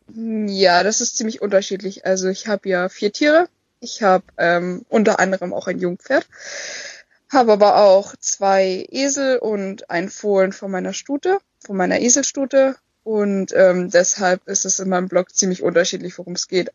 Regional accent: Bavaria, Germany; moved away as an adult; now in Schleswig-Holstein, Germany; Also eigentlich ursprünglich komme ich aus Bayern

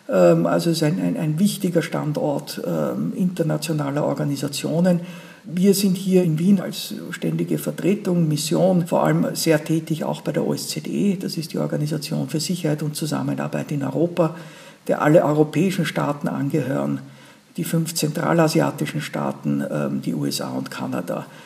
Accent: Liechtenstein; ja, bei uns in Liechtenstein bleiben wir länger auf, ähm, auf dem Posten.

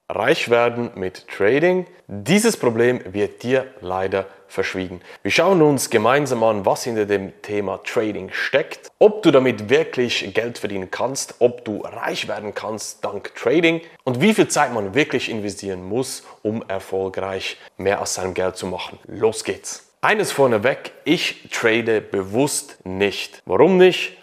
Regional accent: Switzerland; bei uns in der Schweiz

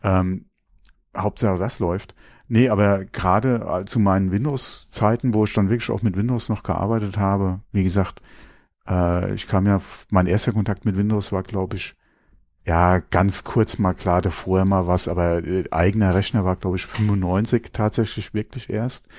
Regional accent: Germany; bei uns in Deutschland

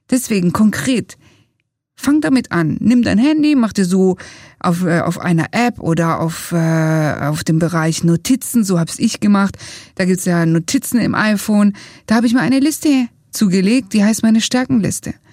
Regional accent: Italy; wir sagen als Italiener alla prossima.

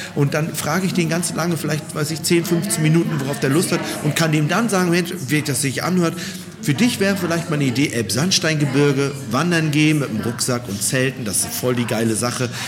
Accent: Berlin, Germany; Bei uns in Berlin

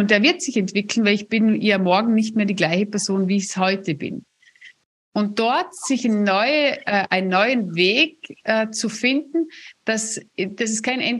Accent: Vorarlberg, Austria; also ich bin ja Vorarlbergerin und wir haben das ja echt in den Genen

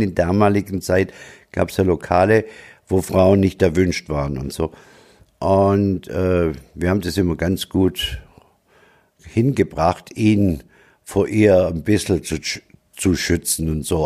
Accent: Tübingen, Baden-Württemberg, Germany; accent: Swabian; also born or lived in Stuttgart / Freiburg; now in Munich, Germany; gebürtig bin ich in Tübingen, bin dann nach Stuttgart, von Stuttgart nach Freiburg und von Freiburg nach München.

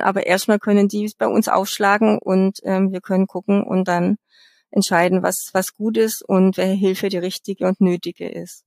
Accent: Bavaria, Germany; bei uns in Bayern

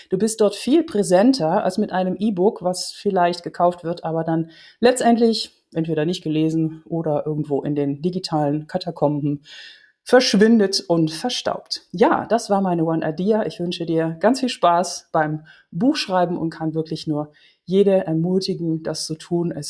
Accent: Netherlands; German is a second language; Ich komme aus Holland und manchmal habe ich ein paar Hollandismen drin

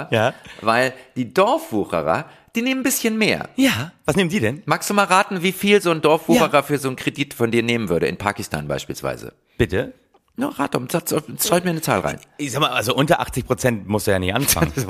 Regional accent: Berlin, Germany; man kann mit dem gleichen Einkommen äh, Bettler im Grunewald sein, da wo ich

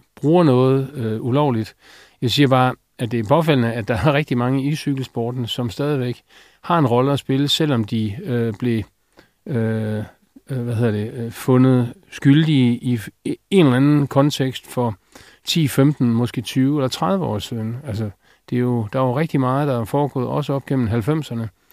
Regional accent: Denmark

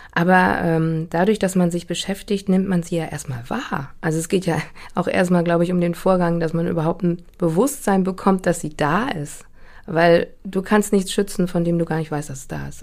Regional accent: Hamburg, Germany; also born or lived in Hanover; Also ich bin wirklich in dieser großen Brunnenstraße aufgewachsen und habe die auch erst mit 41 äh, verlassen

